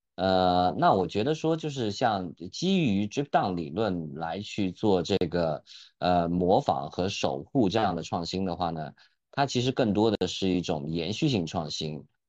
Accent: Eshan, Yunnan, China; moved away as an adult; 我的老家，我的老家呢是在云南的一个彝族县啊，就是 ，呃，叫峨山彝族自治县

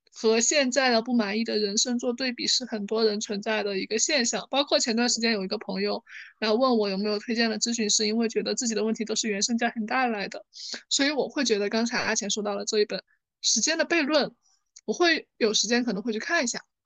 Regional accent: China; 我们中国人在集体主义文化背景下

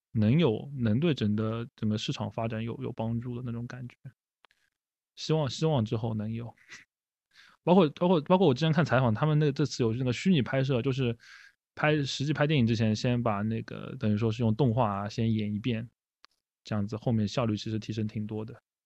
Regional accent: Shanghai, China; 作为上海人

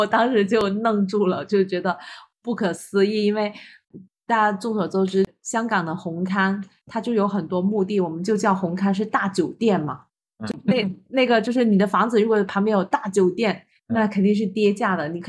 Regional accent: Guangzhou, Guangdong, China; moved away; 我们广州人

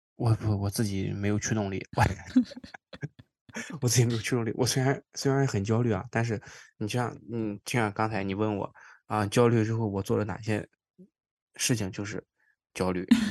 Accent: Qingdao, Shandong, China; now in Toronto, Canada; 我老家山东青岛嘛

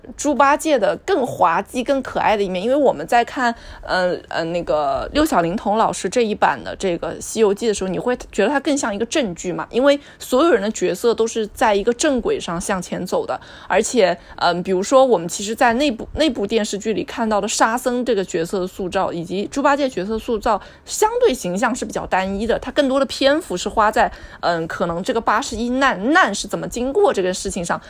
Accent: Jiangsu, China; 我们两个人是从江苏来的

